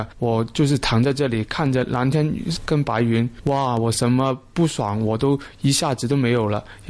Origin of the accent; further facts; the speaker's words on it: Macau; 我是来自于澳门的。